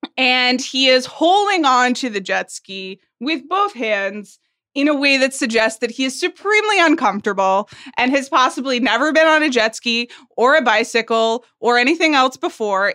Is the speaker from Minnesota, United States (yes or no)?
no; Atlanta, Georgia, United States; accent: Southern; moved away; I was born in Atlanta, Georgia. and actually do have a bit more of a Southern accent than I do at this moment